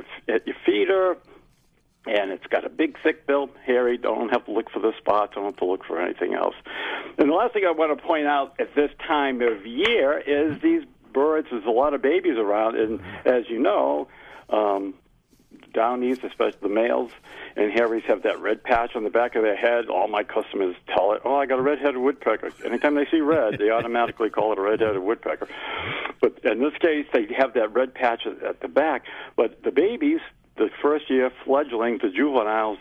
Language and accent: English; Massachusetts, United States; accent: Massachusetts; my Massachusetts accent